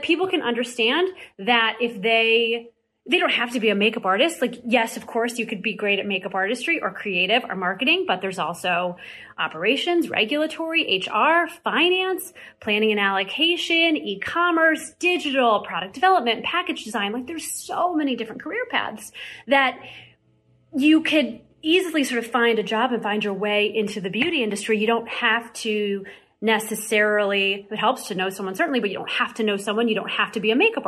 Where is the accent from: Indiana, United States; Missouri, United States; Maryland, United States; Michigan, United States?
Missouri, United States; I grew up in Missouri